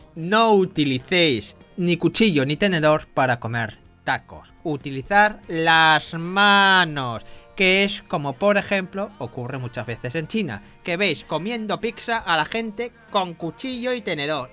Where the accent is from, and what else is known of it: Spain